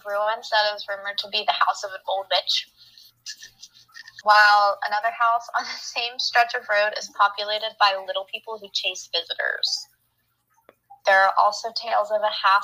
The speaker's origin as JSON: {"language": "English", "town": "Monongahela", "region": "Pennsylvania", "country": "United States", "tie": "born or raised there", "said": "I grew up in Monongahela, but to other people, we just say that it's Pittsburgh"}